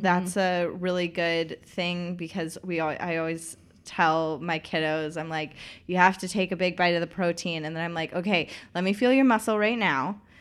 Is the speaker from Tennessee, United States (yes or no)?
yes; Knoxville, Tennessee, United States; born or raised there